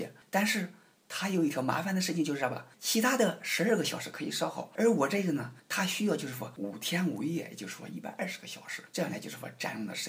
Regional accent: Central Plains, China; 你像我们中原人呢，就是靠近这个黄河岸边，

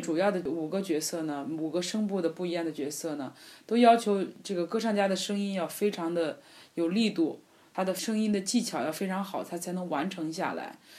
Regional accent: China; 虽然我是一个中国人，可是呢，呃，我会说意大利语

